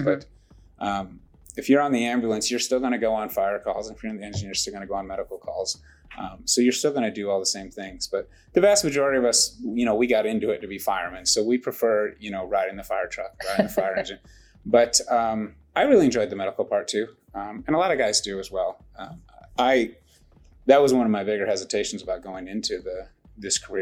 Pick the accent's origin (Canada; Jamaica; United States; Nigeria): United States; Northern Illinois; now in Irving, United States; Grew up in Northern Illinois.